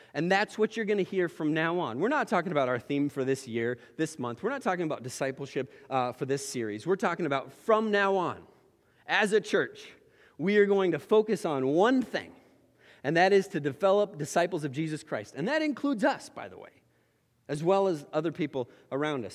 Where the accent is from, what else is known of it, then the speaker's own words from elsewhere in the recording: Oregon, United States; moved away; I grew up in Oregon